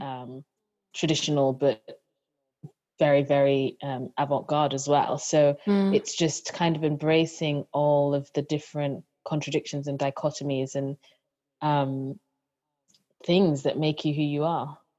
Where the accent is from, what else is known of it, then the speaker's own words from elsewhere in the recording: Nigeria; being a Nigerian